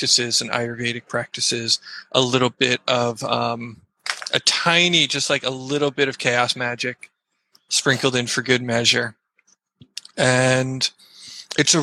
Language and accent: English; United States; I'm an American, you know, hippie kid